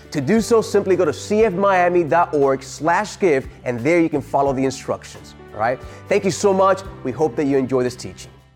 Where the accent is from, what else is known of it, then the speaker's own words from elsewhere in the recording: Georgia, United States; we grew up in Georgia, and we had this house in Georgia.